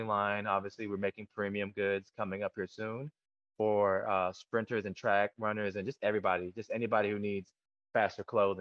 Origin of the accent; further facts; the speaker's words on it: Killeen, Texas, United States; also born or lived in Korea; I'm from Killeen, Texas